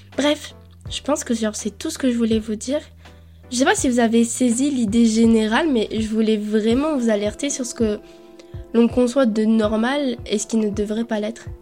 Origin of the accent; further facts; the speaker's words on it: Colombia; je suis née en Colombie